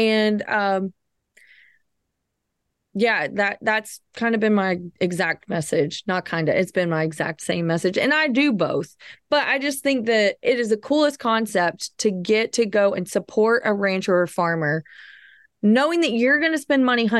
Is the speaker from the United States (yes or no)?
yes; Southern United States, United States; Like here I am from the South.